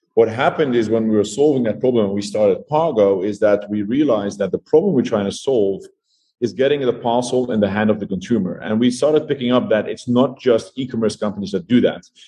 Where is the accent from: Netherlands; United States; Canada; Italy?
Netherlands; moved away as an adult; now in South Africa; I am originally from the Netherlands. I moved to South Africa in 2012.